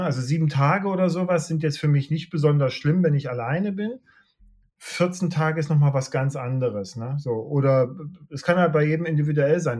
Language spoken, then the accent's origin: German; Leipzig, Saxony, Germany; Ich komme aus Leipzig